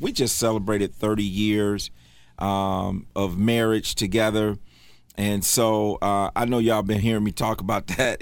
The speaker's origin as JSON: {"language": "English", "region": "Michigan", "country": "United States", "moved": "yes", "lives_now": "Charlotte, United States", "said": "I'm from Michigan"}